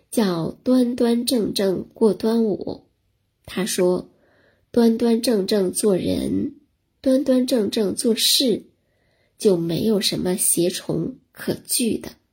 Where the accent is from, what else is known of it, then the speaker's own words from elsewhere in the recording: China; 我们中国人是重仁重义的